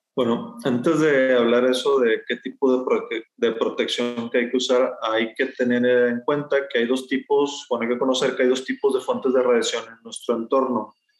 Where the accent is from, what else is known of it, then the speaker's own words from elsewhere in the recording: Sabinas Hidalgo, Nuevo León, Mexico; moved away as an adult; now in Monterrey, Mexico; yo soy originario de Sabinas Hidalgo, que está al norte de Monterrey, a más o menos una hora, hora y media en auto. Eh, ahí estuve hasta la prepa